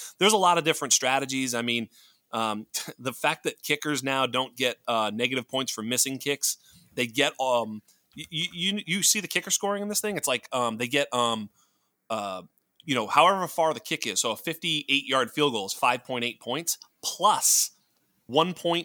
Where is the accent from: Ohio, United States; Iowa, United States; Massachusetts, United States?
Massachusetts, United States; Worcester; now in California, United States; I grew up on the East Coast.